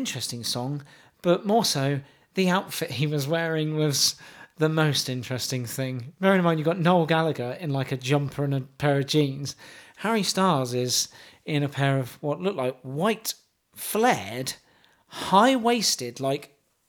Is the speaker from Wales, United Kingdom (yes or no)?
yes; Wales, United Kingdom; Well, I'm from Wales, see?